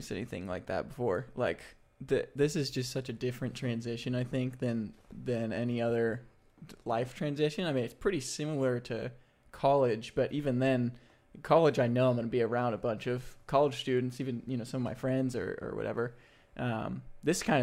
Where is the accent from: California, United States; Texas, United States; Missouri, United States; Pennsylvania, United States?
Texas, United States; Dallas; moved away; I'm originally from Dallas, you know? So my whole family's there.